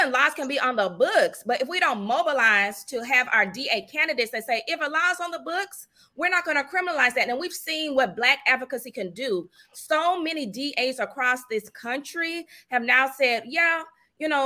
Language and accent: English; the South, United States; I grew up in the South.